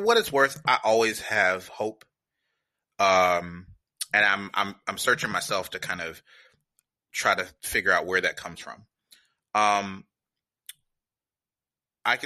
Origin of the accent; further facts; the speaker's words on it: Atlanta, Georgia, United States; moved away as an adult; also born or lived in Washington, D.C.; now in San Francisco, United States; I grew up outside of Atlanta, Georgia